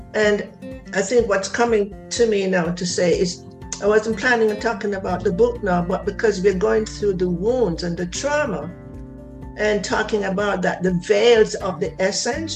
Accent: Jamaica; I'm from Jamaica

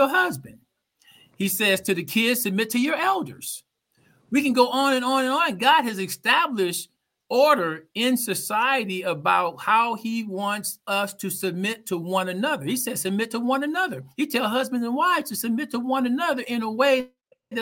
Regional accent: Oakland, California, United States; I grew up in Oakland

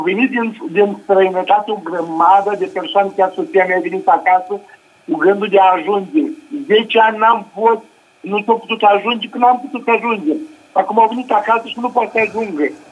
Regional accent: Romania; now in Madrid, Spain; mă trag din loc din comuna Codnaj

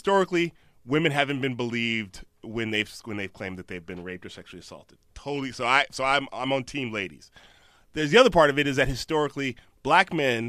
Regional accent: Chicago, Illinois, United States; also born or lived in Alabama; Chicago and Alabama.

